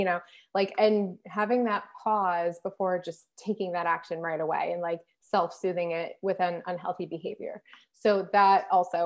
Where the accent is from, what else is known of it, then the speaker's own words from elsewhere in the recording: United States; moved away; being American